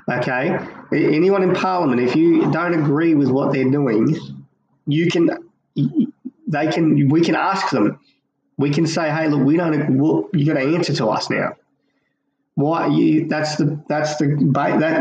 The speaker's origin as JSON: {"language": "English", "country": "Australia", "said": "being an Australian citizen"}